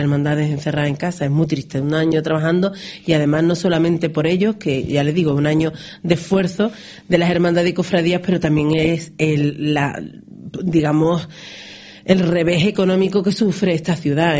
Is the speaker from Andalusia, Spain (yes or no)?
yes; Ronda, Andalusia, Spain